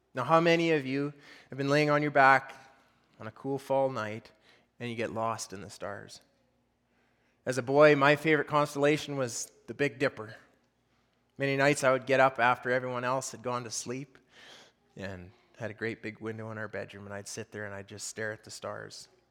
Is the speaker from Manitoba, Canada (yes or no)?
no; Fort St. John, British Columbia, Canada; I grew up locally here around Fort St. John, um, grew up raising cattle